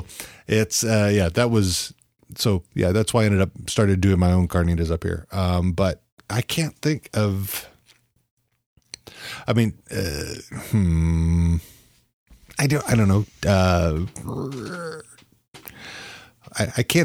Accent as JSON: {"language": "English", "region": "Texas", "country": "United States", "tie": "born or raised there", "also_born_or_lived": "Southern California", "moved": "yes", "said": "having lived in Texas, growing up in Texas, and then lived in Southern California for most of my life"}